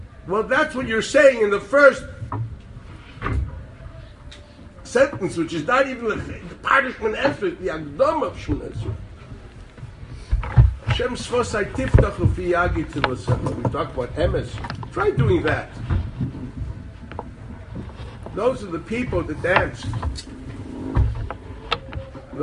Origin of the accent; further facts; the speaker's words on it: Chicago, Illinois, United States; moved away as an adult; now in Jerusalem, Israel; in Chicago, my hometown